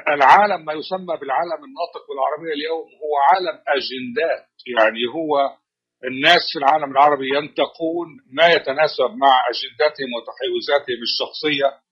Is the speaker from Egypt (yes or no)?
yes; Egypt; now in Washington, United States; كما نقول في مصر